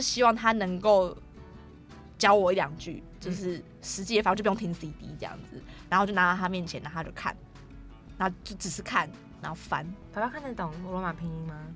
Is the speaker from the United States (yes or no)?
no; Daxi, Taoyuan, Taiwan; also born or lived in Tai'an, Miaoli (family village); 我是住在桃园的大溪